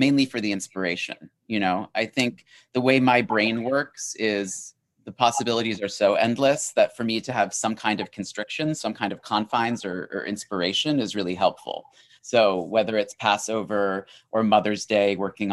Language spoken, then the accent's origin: English; New England, United States; I'm from New England, you know. Pecan, I say pecan, not pecan